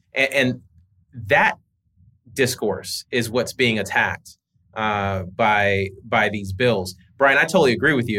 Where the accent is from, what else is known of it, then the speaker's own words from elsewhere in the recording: Georgia, United States; I was raised in Georgia